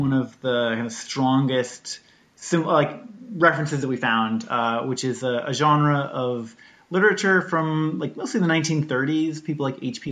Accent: Washington, United States; growing up in Washington State, like flying a kite on a beach

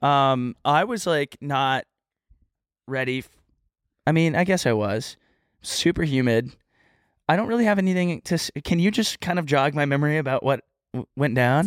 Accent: Texas, United States

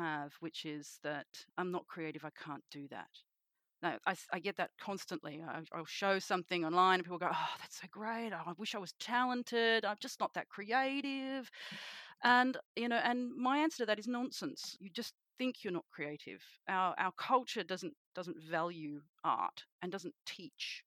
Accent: Sydney, New South Wales, Australia; I am a witch from Sydney, Australia

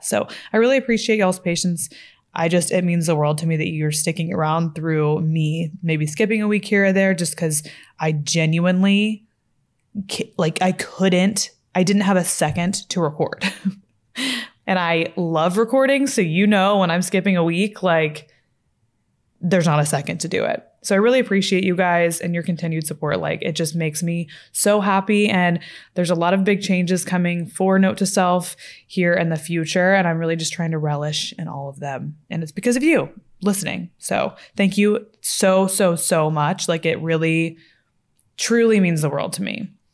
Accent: Fort Worth, Texas, United States; moved away as an adult; also born or lived in Los Angeles; now in Dallas, United States; I grew up in Fort Worth, Texas, near Dallas.

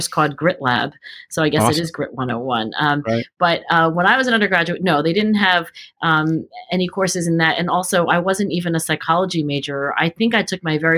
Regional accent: Cherry Hill, New Jersey, United States; I grew up in Cherry Hill, New Jersey, which is exit 4 off of the New Jersey Turnpike, southern New Jersey

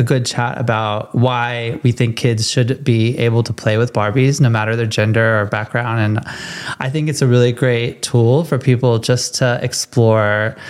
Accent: California, United States; I'm from California. So like, I grew up like not so far away from Hollywood.

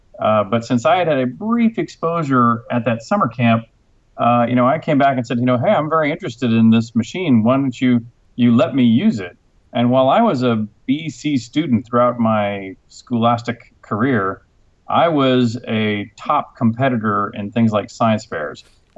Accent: Houston, Texas, United States; also born or lived in Cambridge, England; I was actually born in Cambridge, England, so I am a passport-carrying Brit. You know, I grew up in Houston, Texas, so obviously I don't have a British accent.

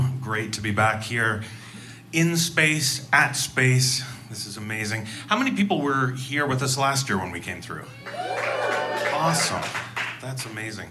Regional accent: Canada; as a Canadian

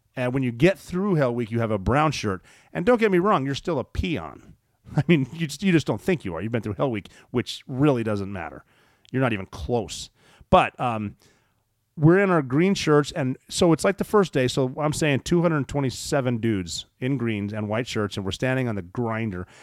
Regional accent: Montana, United States; Maelstrom Air Force Base, which is in my home state of Montana

